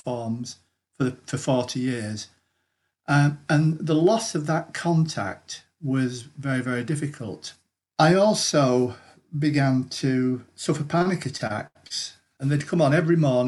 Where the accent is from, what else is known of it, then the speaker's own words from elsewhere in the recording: Greater Manchester, North West England, United Kingdom; I'm from Greater Manchester.